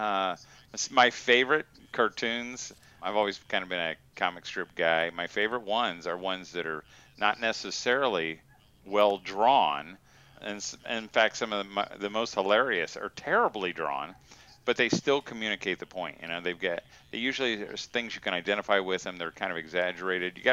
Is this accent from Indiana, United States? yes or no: yes; Indiana, United States; Indiana. Yeah. Indiana. Yeah, I'm a Hoosier. Yeah, I think it's probably been 17 years.